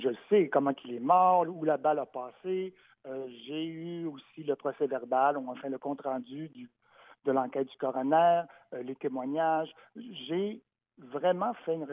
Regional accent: Montreal, Quebec, Canada; qui suis né à Montréal, comme ma mère d'ailleurs, donc je suis Montréalais, le pur béton

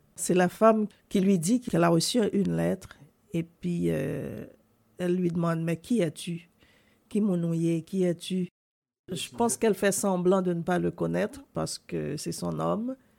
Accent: Haiti; moved away as an adult; also born or lived in United States / Sherbrooke, Canada; now in Canada; je suis né en Haïti et j'ai grandi en Haïti

